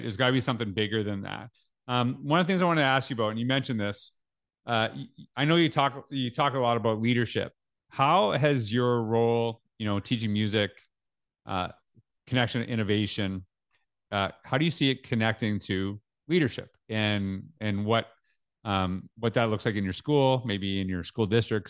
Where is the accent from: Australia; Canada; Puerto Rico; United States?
Canada; growing up in Canada, we, we were taught French in school.